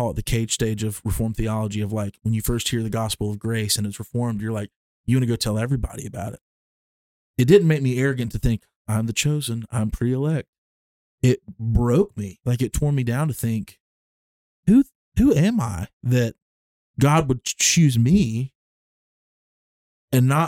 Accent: Alabama, United States; because we grew up in Alabama in the Southern Baptist Church

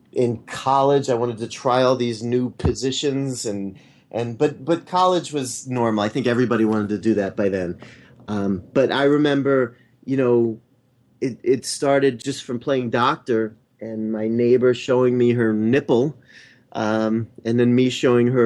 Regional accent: Blue Ball, Pennsylvania, United States; I was born and I grew up in Blue Ball, Pennsylvania

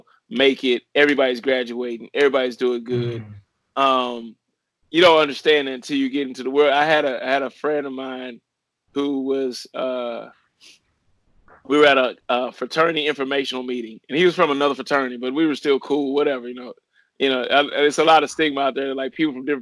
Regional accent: Ferguson, Missouri, United States; moved away; also born or lived in Miami; growing up in Ferguson, Missouri

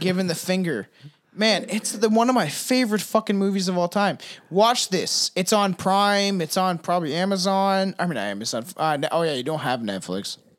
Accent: Canada; I'm Canadian

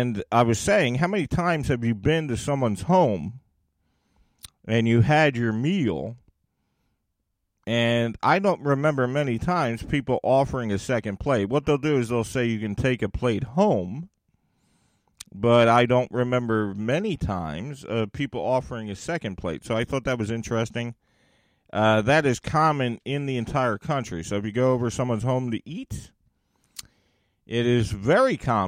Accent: United States; my home country of America

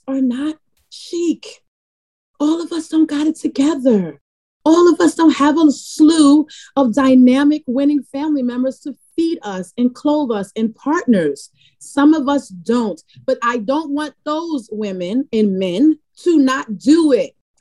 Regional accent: New York City, New York, United States; moved away as an adult; now in Brooklyn, United States; I'm from the Bronx, not being a transplant, even though I live in Brooklyn, I'm from the Bronx

